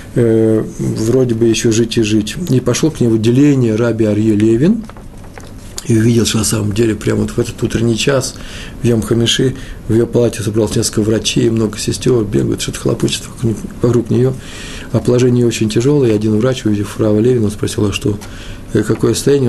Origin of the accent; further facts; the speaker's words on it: Russia; я из России, я советский хасид